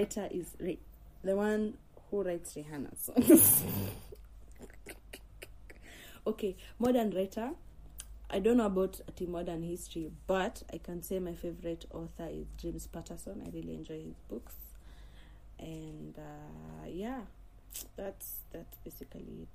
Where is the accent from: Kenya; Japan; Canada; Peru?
Kenya; Nairobi; I'm proud to come from Nairobi